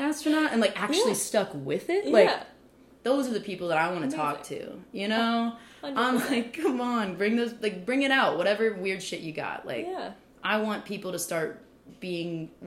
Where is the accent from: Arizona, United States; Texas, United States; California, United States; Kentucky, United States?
Kentucky, United States; moved away; also born or lived in Nashville, Tennessee; I am a hillbilly from Kentucky